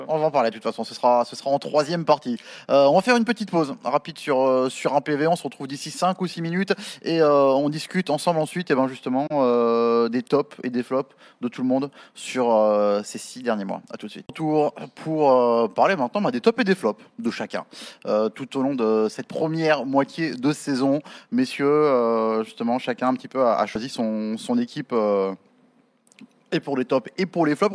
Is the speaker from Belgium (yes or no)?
no; France; nous aussi en tant que Français